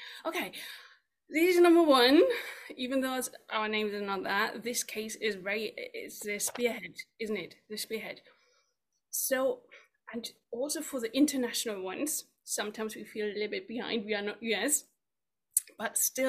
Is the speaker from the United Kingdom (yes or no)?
yes; United Kingdom; Yeah, I'm from the UK.